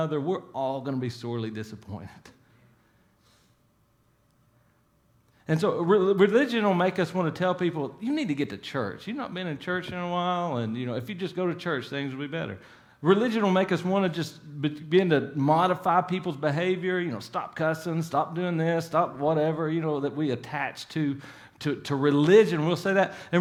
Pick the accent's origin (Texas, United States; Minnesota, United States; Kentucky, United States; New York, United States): Kentucky, United States; Salyersville; now in Pikeville, United States; I grew up in Sowersville, about 45 minutes from here